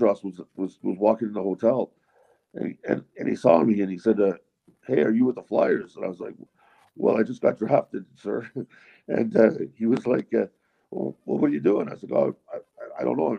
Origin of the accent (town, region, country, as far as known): Ottawa, Ontario, Canada; born or raised there; also born or lived in Cornwall, Ontario; now in Fox Creek, Canada